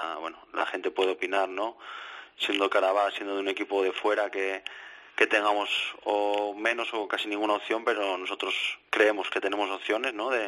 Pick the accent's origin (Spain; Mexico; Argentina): Spain; por mí siendo español, ¿no? Eh, espero que lo hagan